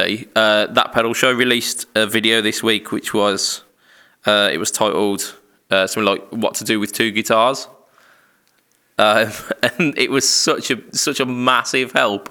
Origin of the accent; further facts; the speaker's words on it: United Kingdom; us British people, we as a nation